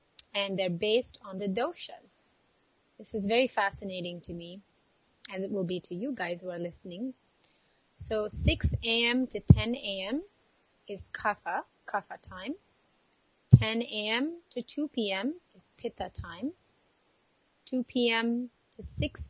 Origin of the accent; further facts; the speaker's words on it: India; growing up in India